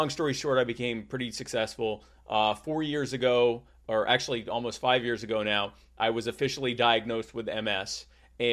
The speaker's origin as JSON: {"language": "English", "town": "Myrtle Beach", "region": "South Carolina", "country": "United States", "tie": "born or raised there", "also_born_or_lived": "Baltimore", "said": "So I was born in Baltimore, but I grew up in Myrtle Beach, South Carolina. And the reason I talk like this is because I'm Jewish and all Jews talk like this."}